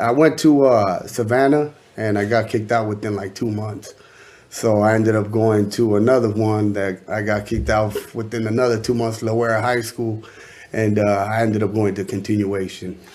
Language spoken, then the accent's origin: English; Anaheim, California, United States; I'm from Anaheim, California.